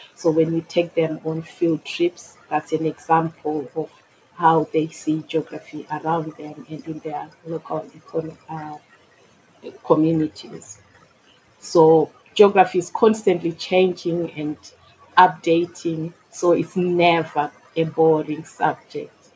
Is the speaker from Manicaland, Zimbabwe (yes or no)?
yes; Mutare, Manicaland, Zimbabwe; moved away as an adult; now in Bromley, United Kingdom; I was born and educated in Zimbabwe. I immigrated to the UK in 2002